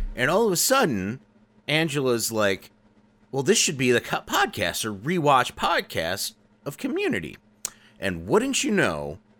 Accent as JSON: {"language": "English", "country": "United States", "said": "I'm American."}